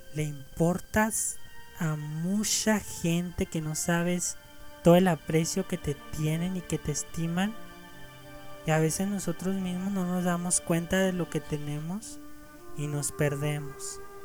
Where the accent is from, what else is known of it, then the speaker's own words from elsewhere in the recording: Mexico; México, claro, mi país de origen